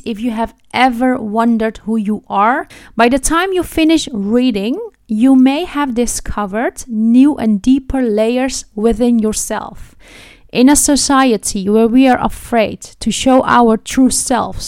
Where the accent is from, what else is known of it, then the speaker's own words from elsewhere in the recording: Netherlands; my childhood spent in the Netherlands